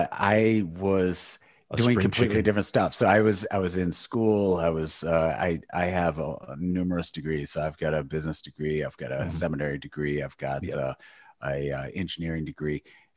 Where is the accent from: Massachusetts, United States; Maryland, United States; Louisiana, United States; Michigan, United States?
Michigan, United States; No, I've lived in the state my entire life. So, born and raised in Michigan, was went to university here, and have just not gone far.